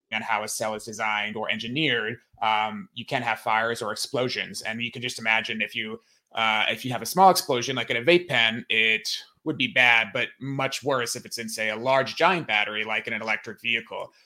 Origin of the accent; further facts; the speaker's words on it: United States; as an American